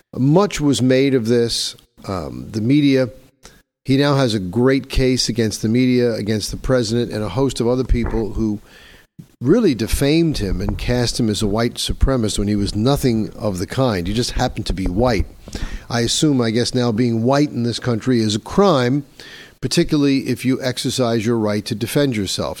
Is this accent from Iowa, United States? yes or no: no; New York, United States; here in my hometown of New York